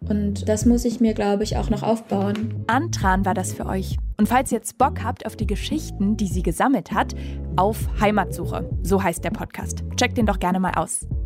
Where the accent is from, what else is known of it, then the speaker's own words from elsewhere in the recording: Dresden, Saxony, Germany; Also ich bin zum Beispiel in diese Stadt-Land-Folge als Dresdnerin